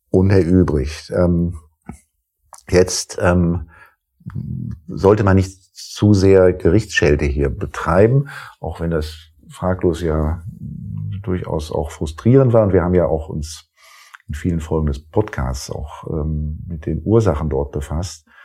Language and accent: German; Rhineland, Germany; als Rheinländer, der ich ja ursprünglich bin, jetzt nicht zur Schwarzseherei neige